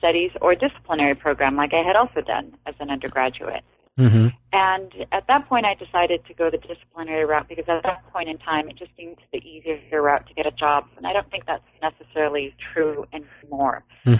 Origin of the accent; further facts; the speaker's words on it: Los Angeles, California, United States; But also because I'm from Los Angeles, from the Echo Park section of Los Angeles.